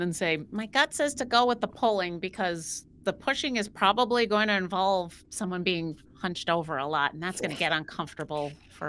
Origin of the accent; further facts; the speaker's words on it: Buffalo, New York, United States; I grew up in Buffalo